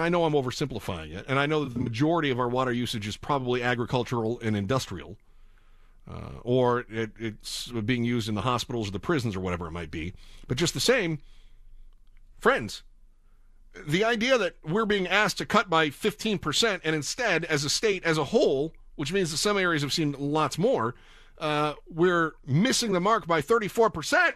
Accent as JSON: {"language": "English", "region": "Midwest", "country": "United States", "tie": "born or raised there", "also_born_or_lived": "Kansas / Phoenix", "moved": "as an adult", "lives_now": "Southern California, United States", "said": "I grew up in the Midwest"}